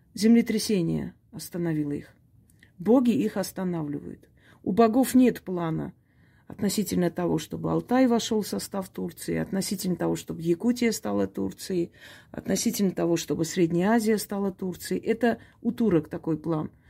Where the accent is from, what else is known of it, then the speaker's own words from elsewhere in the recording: Armenia; Я, я армянка, да, я никогда это не скрывала